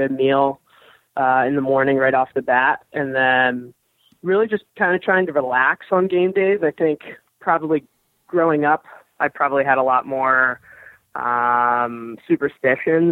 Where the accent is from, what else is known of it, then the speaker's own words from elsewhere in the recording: Philadelphia, Pennsylvania, United States; I grew up in Philly